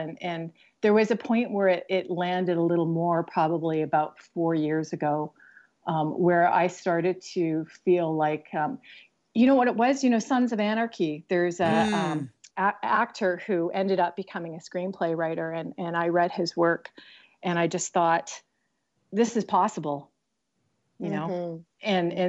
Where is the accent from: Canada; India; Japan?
Canada; Vancouver, British Columbia; also born or lived in New York; I moved back to Vancouver from New York, in light of, you know, what was happening with the political climate and everything. And I had some personal things that sort of landed me back into my hometown.